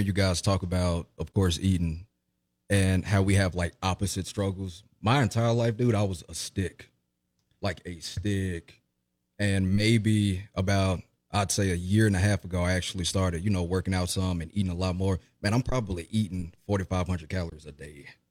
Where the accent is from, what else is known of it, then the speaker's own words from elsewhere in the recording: Jackson, Mississippi, United States; born and raised in Jackson, Mississippi